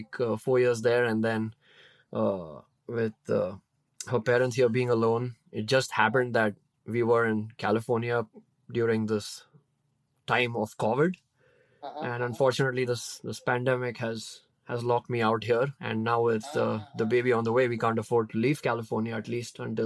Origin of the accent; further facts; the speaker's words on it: Mumbai, Maharashtra, India; moved away as an adult; now in United States; I'm born and brought up in India. I spent like 25 years of my life there.